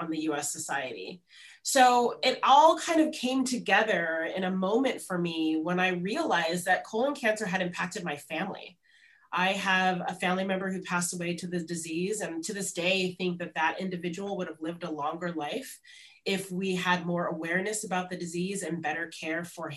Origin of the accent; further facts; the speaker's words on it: Los Angeles, California, United States; moved away as an adult; I grew up in Los Angeles, where I'm speaking to you from here today